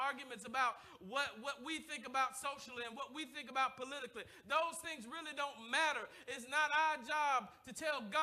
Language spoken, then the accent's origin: English; the South, United States; I'm from the South.